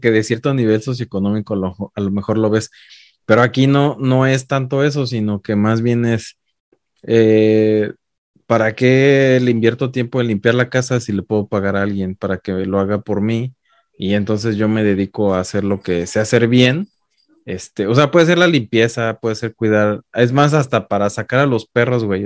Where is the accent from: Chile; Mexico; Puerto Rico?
Mexico; now in United States; yo siendo mexicano